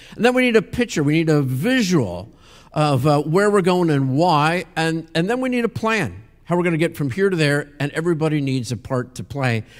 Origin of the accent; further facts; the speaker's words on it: Pennsylvania, United States; I grew up in Pennsylvania